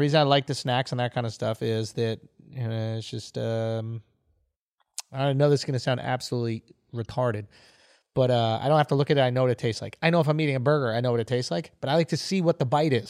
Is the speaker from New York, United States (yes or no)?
yes; New York, United States; we're from New York